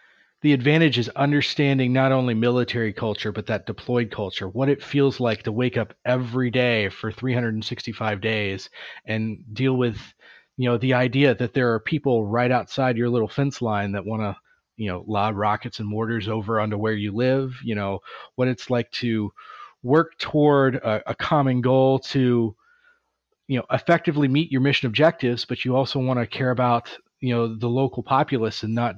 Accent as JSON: {"language": "English", "area": "Tampa Bay area", "region": "Florida", "country": "United States", "tie": "born or raised there", "moved": "yes", "lives_now": "Oceanside, United States", "said": "I grew up in Florida"}